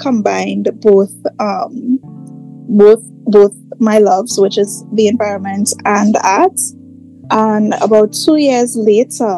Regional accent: Trinidad, Trinidad & Tobago; also born or lived in Tobago; So I was born in Trinidad. I grew up in Trinidad, but I spent a lot of my adult years in Tobago.

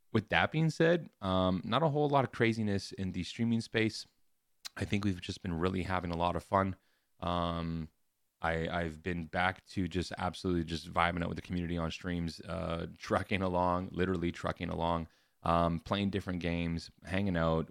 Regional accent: Canada; as a Canadian

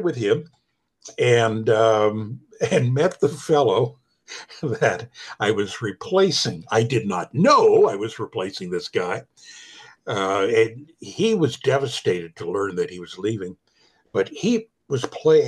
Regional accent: Ottawa, Ontario, Canada; also born or lived in Halifax, Nova Scotia / Kingston; Ottawa, my hometown

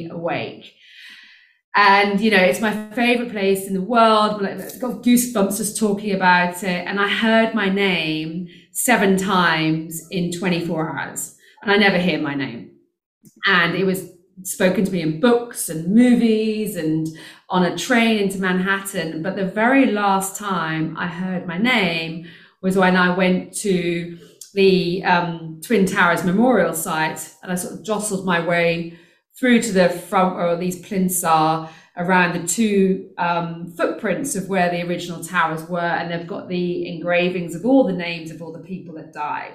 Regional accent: United Kingdom; moved away as an adult; now in South Africa; you can hear I'm British, I actually live in South Africa.

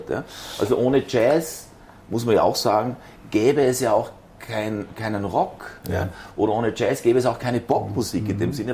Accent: Zurich, Switzerland; also ich bin in der Schweiz geboren

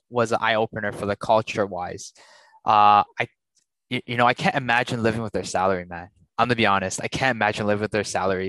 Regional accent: Canada; moved away as an adult; also born or lived in Taiwan; we're from the West. We're CBCs, you know, or ABCs.

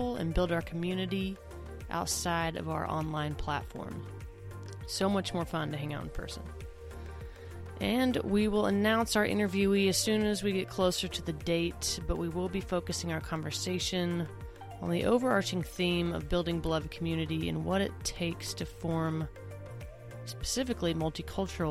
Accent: Oklahoma, United States; my home state

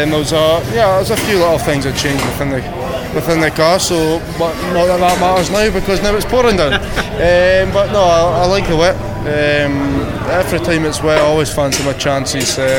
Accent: Scotland, United Kingdom; I'm Scottish

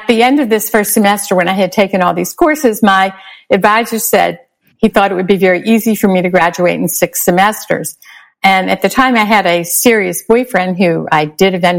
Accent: Baltimore, Maryland, United States; moved away as an adult; also born or lived in Michigan / Washington; I grew up in Baltimore City, in Northwest Baltimore City

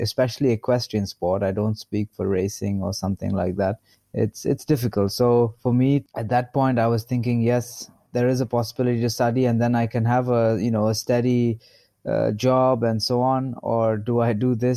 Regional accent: Bangalore, Karnataka, India; I grew up in Bangalore

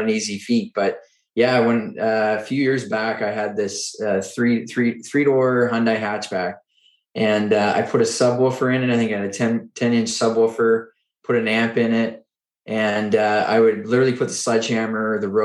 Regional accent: Oxford, Nova Scotia, Canada; now in Ottawa, Canada; I grew up in Eastern Canada in a small town called Oxford, Nova Scotia

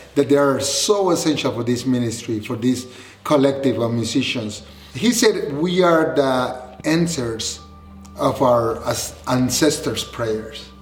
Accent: Honduras; moved away; I'm from, I was born and raised in Honduras

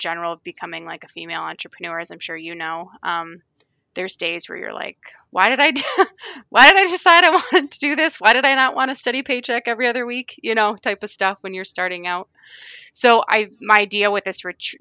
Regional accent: Michigan, United States; I'm from Michigan, so we have a lot of lakes and rivers.

